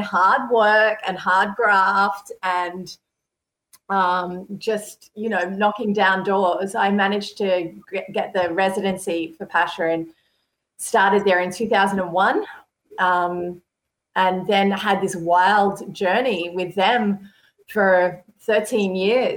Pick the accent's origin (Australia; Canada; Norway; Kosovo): Australia; Sydney, New South Wales; moved away as an adult; now in Europe; I grew up in Sydney